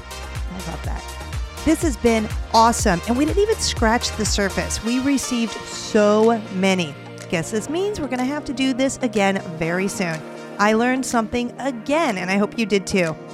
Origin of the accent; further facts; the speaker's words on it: California, United States; my home state of california